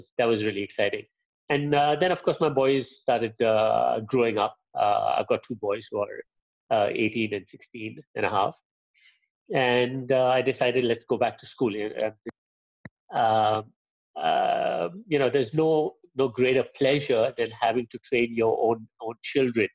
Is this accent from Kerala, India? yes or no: no; Pune, Maharashtra, India; I grew up in Pune